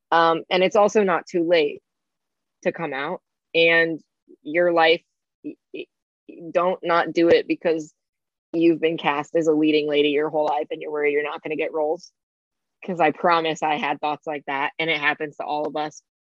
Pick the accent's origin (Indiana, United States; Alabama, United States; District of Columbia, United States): Indiana, United States; where I'm from Indiana. Indiana's not the greatest place to be trans from